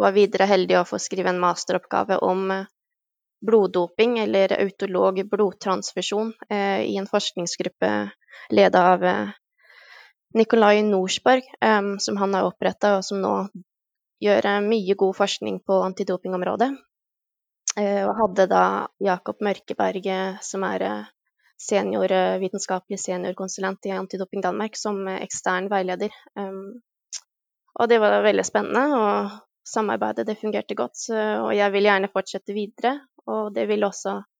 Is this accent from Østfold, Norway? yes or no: yes; Halden, Østfold, Norway; now in Denmark; jeg er fra Halden